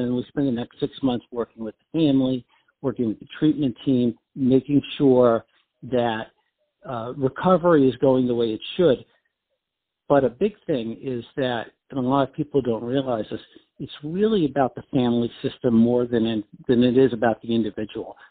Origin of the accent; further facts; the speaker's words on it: New York, United States; moved away as an adult; also born or lived in Washington, D.C.; now in South Florida, United States; But I'm from New York